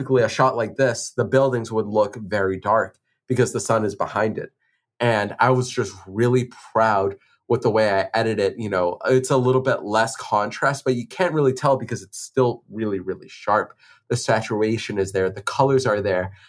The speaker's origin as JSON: {"language": "English", "town": "Boston", "region": "Massachusetts", "country": "United States", "tie": "born or raised there", "said": "it's my hometown, it's Boston"}